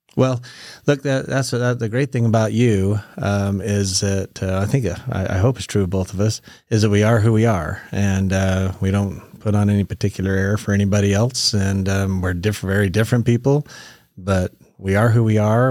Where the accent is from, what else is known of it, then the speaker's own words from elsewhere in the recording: Meridian, Idaho, United States; I was raised up in the Boise Valley, so, uh, out in, uh, Meridian